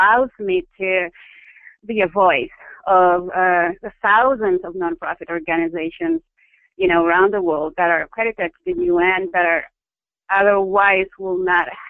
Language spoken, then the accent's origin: English; Philippines; I grew up in the Philippines. Born and bred, educated